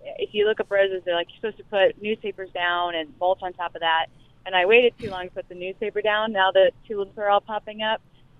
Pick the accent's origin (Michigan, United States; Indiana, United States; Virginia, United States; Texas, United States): Indiana, United States; Indianapolis; I'm actually from Indianapolis.